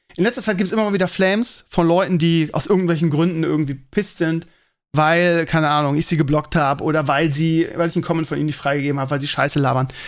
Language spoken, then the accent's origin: German; Bremen, Germany; als ich ganz klein war, bin ich ja in Bremen-Walle groß geworden